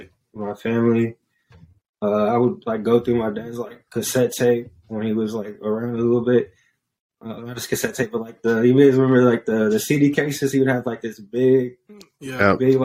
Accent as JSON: {"language": "English", "town": "San Jose", "region": "California", "country": "United States", "said": "I'm an artist from the Bay Area, San Jose, to be specific"}